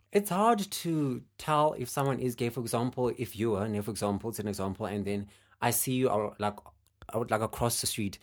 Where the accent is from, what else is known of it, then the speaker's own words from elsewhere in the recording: Eastern Cape, South Africa; I'm from the Eastern Cape.